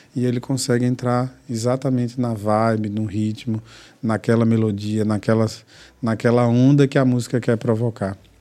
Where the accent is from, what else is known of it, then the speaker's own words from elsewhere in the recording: interior of Bahia, Brazil; also born or lived in São Caetano do Sul, São Paulo; nasci em São Caetano do Sul, em São Paulo, mas que fui criado no interior da Bahia